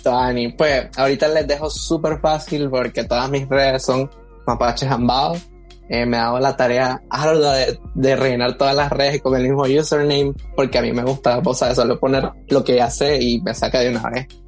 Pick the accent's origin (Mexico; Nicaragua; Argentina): Nicaragua; soy un nicaragüense que es parte de la comunidad LGBT.